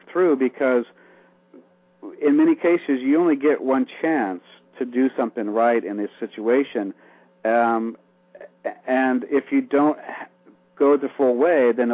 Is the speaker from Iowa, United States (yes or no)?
yes; Iowa, United States; When I grew up in small town Iowa